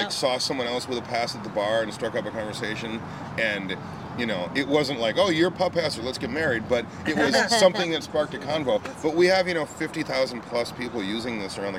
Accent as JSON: {"language": "English", "region": "Minnesota", "country": "United States", "said": "I'm from Minnesota"}